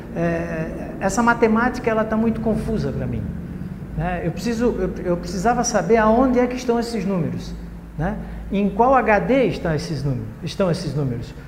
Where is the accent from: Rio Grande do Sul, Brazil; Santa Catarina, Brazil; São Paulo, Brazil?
Santa Catarina, Brazil; Blumenau; eu sou cidadão blumenauense, né? sou catarinense e sou brasileiro